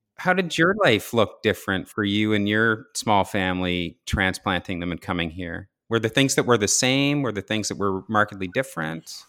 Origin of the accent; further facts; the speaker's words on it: Saint John area, New Brunswick, Canada; also born or lived in Toronto; I grew up in the Saint John area, uh, in Ross